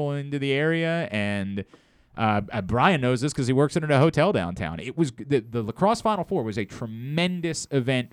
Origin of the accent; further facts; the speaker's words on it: Baltimore area, Maryland, United States; I've never lived in the city, but I say the same thing. Every time I've ever been anywhere, I say I'm from Baltimore.